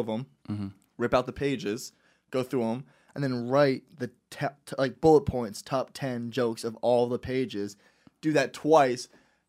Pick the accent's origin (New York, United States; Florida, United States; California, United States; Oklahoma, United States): Florida, United States; Because for me, again, I came from Florida. That's a 2.5 hour flight.